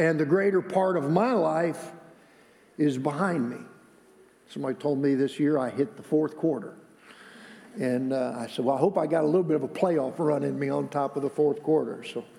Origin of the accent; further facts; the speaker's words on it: Michigan, United States; moved away; He was my pastor where I grew up in Michigan